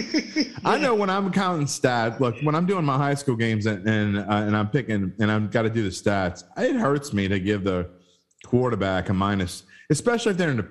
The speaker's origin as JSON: {"language": "English", "town": "New Orleans", "region": "Louisiana", "country": "United States", "accent": "Yat", "said": "we're both from the West Bank. So if we talk a little funny to some of you people out there, it's because we're Yats through and through"}